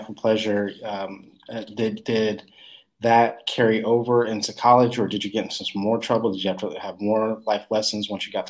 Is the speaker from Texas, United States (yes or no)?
yes; Texas, United States; now in Dallas, United States; I grew up in Texas I'm in Dallas now, but I've been all over the place.